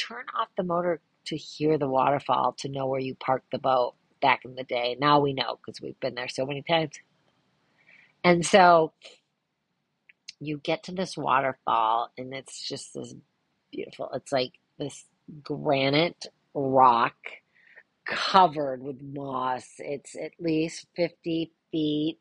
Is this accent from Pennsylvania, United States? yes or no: no; Ludington, Michigan, United States; we grew up in Ludington having a boat